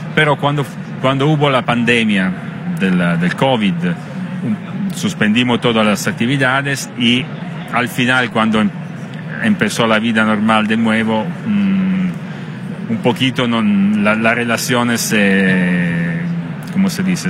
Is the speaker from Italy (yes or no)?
yes; Italy; Spanish is a second language